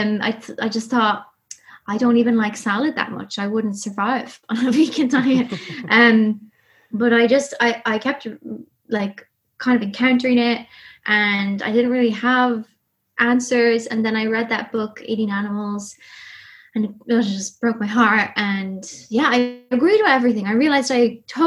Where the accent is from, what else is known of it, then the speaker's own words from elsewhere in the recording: Ireland; accent: Irish; From Ireland, grew up in the countryside